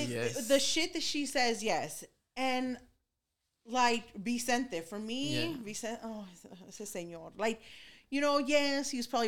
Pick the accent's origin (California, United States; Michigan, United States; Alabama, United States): California, United States; Los Angeles; I come from East LA. I come from being around cholos.